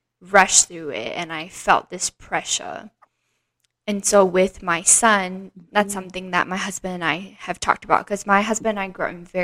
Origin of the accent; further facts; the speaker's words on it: Singapore; growing up in Singapore, where it is very, very sheltered